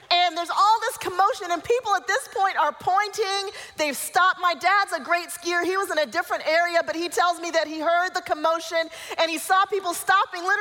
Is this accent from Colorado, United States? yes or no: yes; Colorado, United States; I grew up mostly in Colorado. We went up to Vail, and I had not skied very much. Even though I grew up in Colorado, I didn't ski.